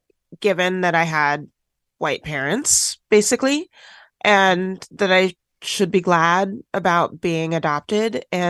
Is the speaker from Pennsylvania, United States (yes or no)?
no; Washington, United States; also born or lived in Tennessee; My parents are white, I am black, and I grew up in Washington State after being adopted from foster care in Tennessee.